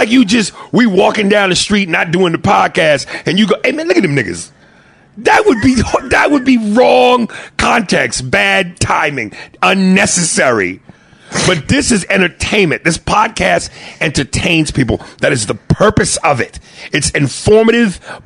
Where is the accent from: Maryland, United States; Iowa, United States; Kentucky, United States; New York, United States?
New York, United States; I'm a New Yorker